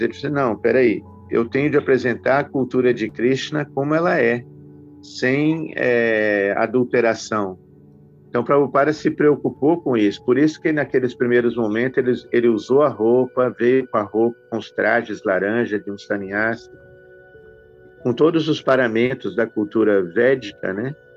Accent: Belo Horizonte, Minas Gerais, Brazil; now in Nova Gokula, Brazil; eu sou mineiro né, de Belo Horizonte

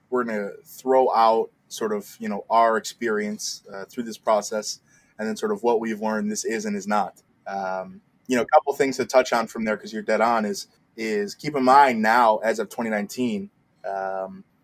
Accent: Detroit, Michigan, United States; Um, 28 as of this recording. Uh, I'm from Detroit originally.

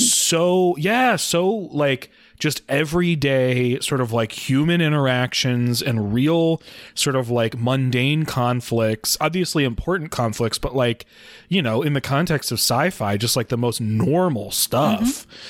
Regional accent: Midwest of the United States, United States; as a white person growing up in the Midwest of the United States

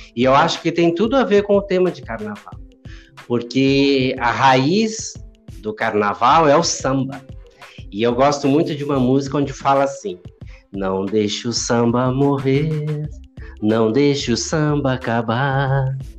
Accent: Rio Grande do Sul, Brazil; moved away as an adult; now in Rio das Ostras, Brazil; que era algo que eu já assistia quando eu era pequeno lá no Rio Grande do Sul

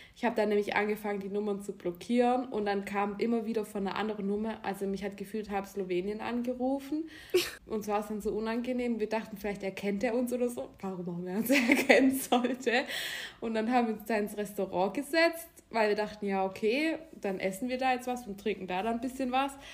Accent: Germany; also born or lived in near Baden-Baden; das bin ich als, als Deutsche

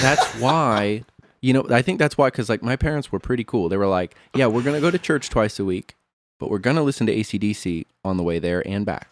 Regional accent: Monmouth, Illinois, United States; I was born in Monmouth, Illinois.

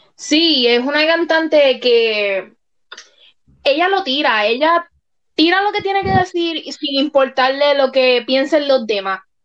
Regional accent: Puerto Rico; mi país natal Puerto Rico

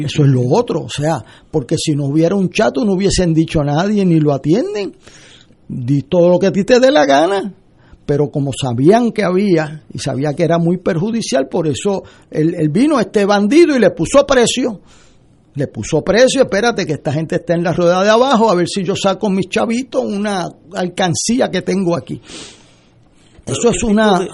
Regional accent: Puerto Rico; para mí me duele como puertorriqueño

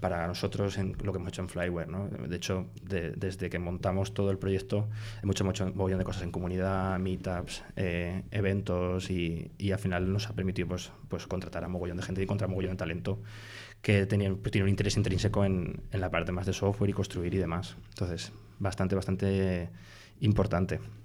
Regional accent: Iniesta, Castilla-La Mancha, Spain; moved away as an adult; now in Madrid, Spain; en mi pueblo en, en Iniesta en, Cuenca de, de, pequeño

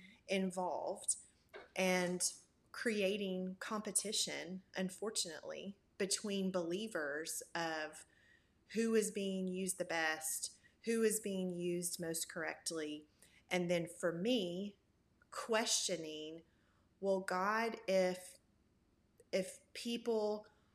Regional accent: Memphis, Tennessee, United States; now in Knoxville, United States; I am originally from Memphis, Tennessee, but I have lived in Knoxville, Tennessee for going on almost 19 years now

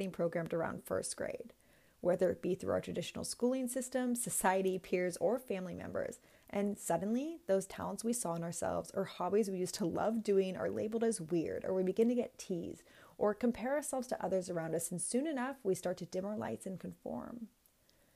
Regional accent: Bay Area of California, United States; born or raised there; moved away as an adult; also born or lived in Orange County, California / Los Angeles / Sydney, Australia

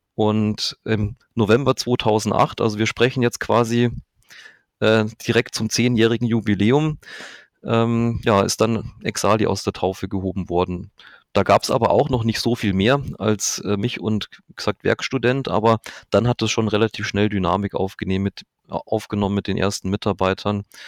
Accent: Manching, Bavaria, Germany; now in Augsburg, Germany; Ich komme aus Manching, das ist in der Nähe von Ingolstadt

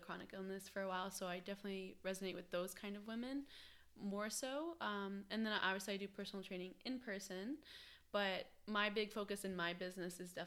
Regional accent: Ohio, United States; moved away as an adult; now in Wilmington, United States; So I came from Ohio. I lived in Ohio all my life

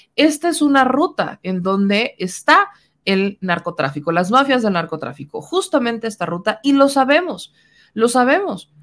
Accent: Mexico; como mexicanos

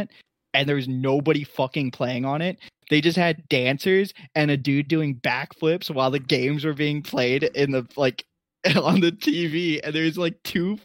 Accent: St. Louis, Missouri, United States; we're both from St. Louis

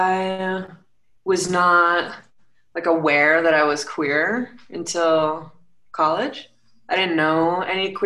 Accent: Rye, New York, United States; also born or lived in Santa Monica, California; now in Colorado Springs, United States; So I grew up in Rye, New York, which is a suburb of New York City

